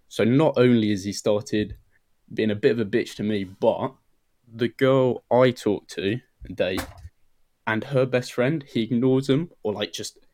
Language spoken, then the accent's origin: English; United Kingdom; Like a little north of London.